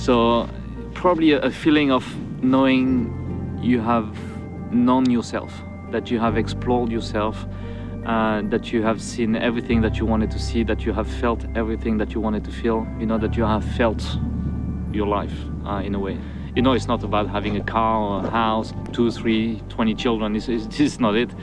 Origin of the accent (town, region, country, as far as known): Côte d’Ivoire; born or raised there; moved away as an adult; also born or lived in Marseille, France / San Diego, California, United States; now in Nelson Bay, Australia